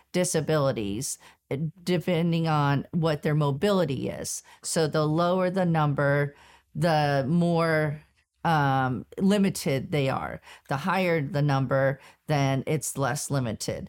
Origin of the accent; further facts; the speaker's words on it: Southern California, United States; I was born and raised in Southern California